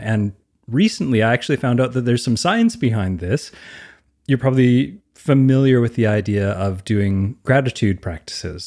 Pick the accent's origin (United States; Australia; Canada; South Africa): Canada; I'm Canadian